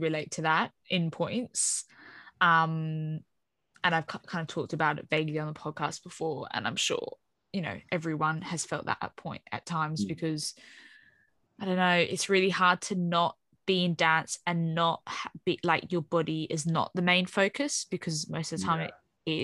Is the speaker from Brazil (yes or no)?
no; Australia; now in United Kingdom; I grew up in Australia